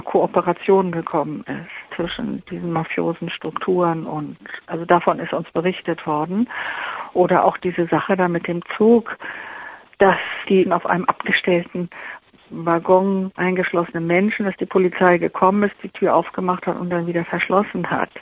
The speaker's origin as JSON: {"language": "German", "country": "Germany", "said": "Ich als Deutsche"}